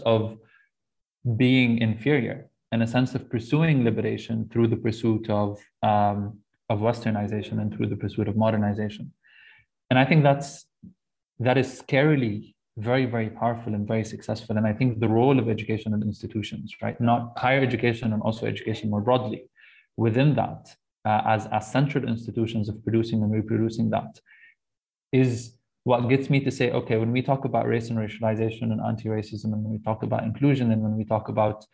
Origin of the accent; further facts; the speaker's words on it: Lebanon; growing up in Lebanon and kind of mostly going through education there